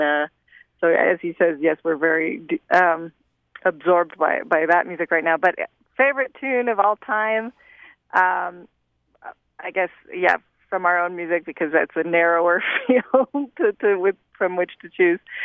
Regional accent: United States; as an American

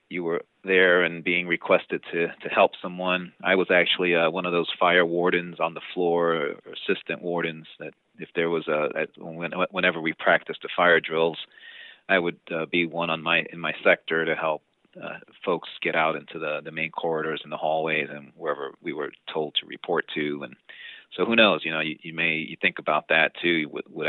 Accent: New York City, New York, United States; growing up in the Bronx

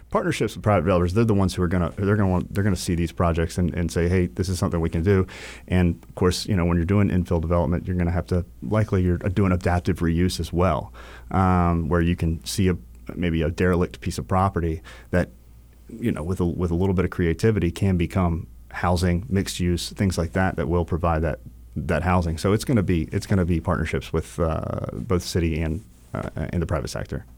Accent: New Bern, North Carolina, United States; also born or lived in Charleston; now in Wilmington, United States; I was originally from New Bern, North Carolina.

